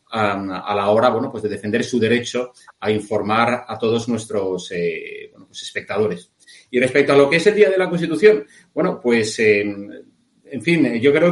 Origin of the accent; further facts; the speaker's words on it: Spain; con la misma fuerza que tú y yo, Eurico, somos españoles, españoles de bien.